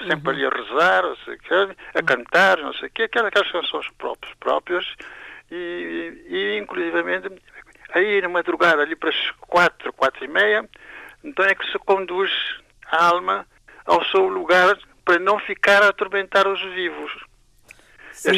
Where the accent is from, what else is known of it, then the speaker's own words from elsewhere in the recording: Santiago, Cape Verde; moved away; also born or lived in Belgium; eu sou de Santiago